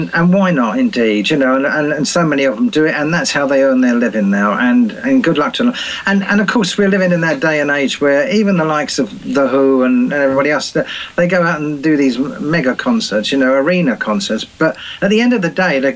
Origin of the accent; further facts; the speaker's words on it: Brighton, South East England, United Kingdom; my hometown of Brighton.